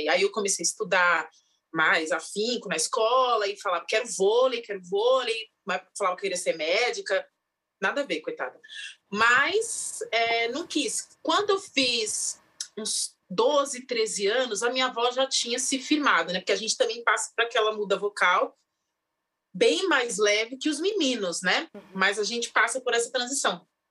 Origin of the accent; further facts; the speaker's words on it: São Paulo, Brazil; Eu sou da ZL de São Paulo, de Itaquera, Coab 2